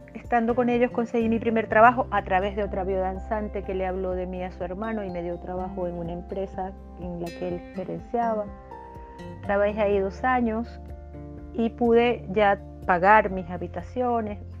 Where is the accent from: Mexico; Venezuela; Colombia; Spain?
Venezuela; moved away as an adult; now in Chile; hasta que salí de Venezuela, llegué a Chile y estos últimos seis años en Chile